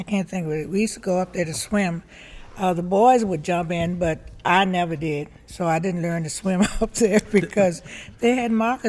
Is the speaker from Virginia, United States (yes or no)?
yes; Ashland, Virginia, United States; So I enjoyed growing up in Ashland.